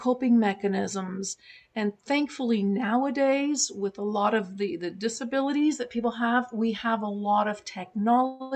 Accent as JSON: {"language": "English", "town": "Montreal", "region": "Quebec", "country": "Canada", "tie": "born or raised there", "first_language": "German", "second_language": "English", "said": "when I grew up in Montreal, I picked up French."}